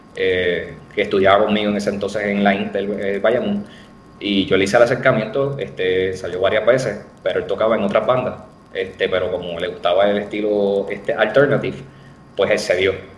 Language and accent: Spanish; Bayamón, Puerto Rico; also born or lived in Corozal, Puerto Rico; nací en Bayamón, Puerto Rico, la ciudad vaquera.